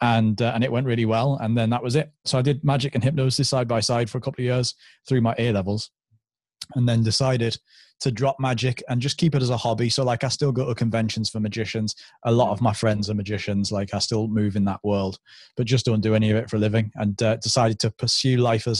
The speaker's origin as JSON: {"language": "English", "region": "North East England", "country": "United Kingdom", "tie": "born or raised there", "accent": "London", "said": "I was born in London, so I had like a London accent, and then moved to the northeast of England, where obviously there's Geordies and Mackhams and stuff."}